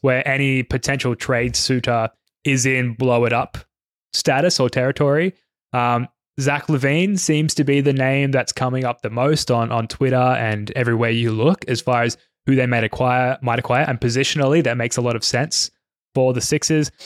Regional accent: Australia; a couple of Aussies

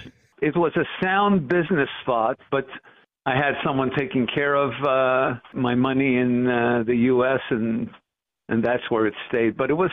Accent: Montreal, Quebec, Canada; also born or lived in Toronto; born and raised in Montreal

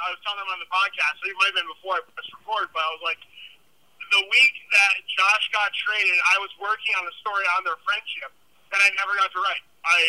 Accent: Saratoga Springs, New York, United States; I'm from the Saratoga Springs area where the racecourse is, but all my parents went to UB

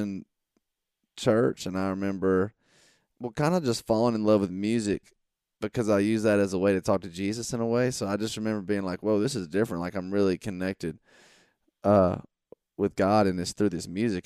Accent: Monroe, Georgia, United States; I grew up in, uh, small town Georgia

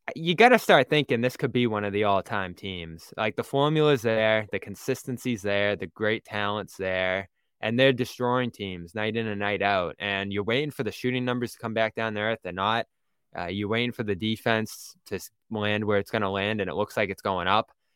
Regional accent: Boston, Massachusetts, United States; accent: thick Boston; I'm from Boston

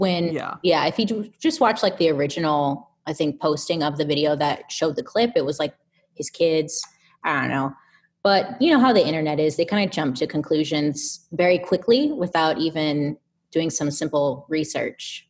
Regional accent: Inland Empire, Southern California, United States; Out in the Inland Empire, Southern California

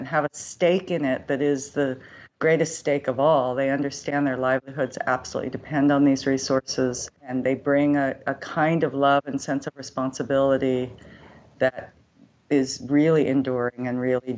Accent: Berkeley, California, United States; I grew up in Berkeley, California. So I grew up in an urban environment

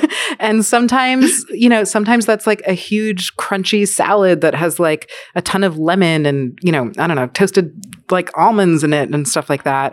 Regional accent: New York City, New York, United States; I was born in Manhattan to two Jewish New Yorkers

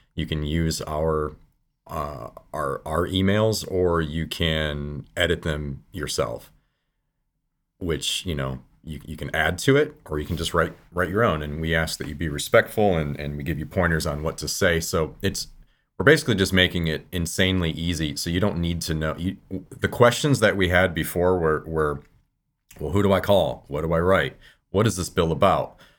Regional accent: Michigan, United States; now in California, United States; I live in California now. I've been a, a hunter all of my life. I grew up in Michigan

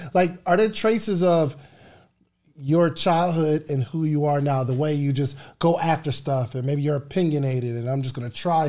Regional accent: Willingboro, New Jersey, United States; Yeah, I'm from Willingboro.

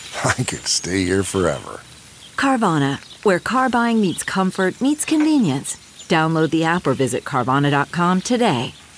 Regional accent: Chicago, Illinois, United States; now in Los Angeles, United States; I live in Los Angeles, but I'm originally from Chicago

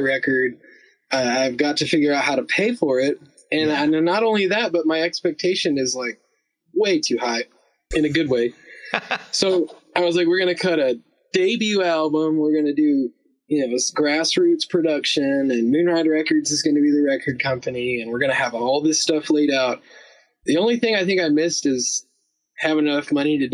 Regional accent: United States; also born or lived in North Carolina / Alabama; I was raised both in North Carolina and Alabama

